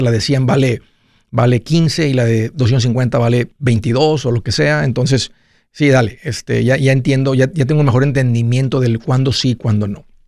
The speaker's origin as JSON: {"language": "Spanish", "country": "Mexico", "moved": "yes", "lives_now": "United States", "said": "en México, de donde yo soy"}